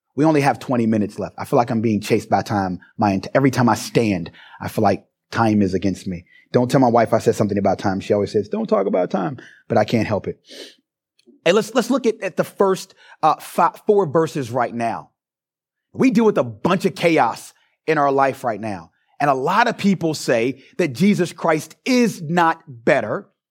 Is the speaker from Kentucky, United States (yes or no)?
yes; Louisville, Kentucky, United States; moved away as an adult; now in Springfield, Ohio, United States; born and raised in Louisville, Kentucky, and just moved to Ohio a few years ago.